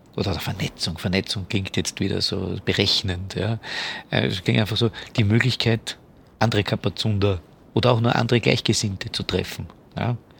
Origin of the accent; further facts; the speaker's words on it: Vienna, Austria; als Österreicher und als Wiener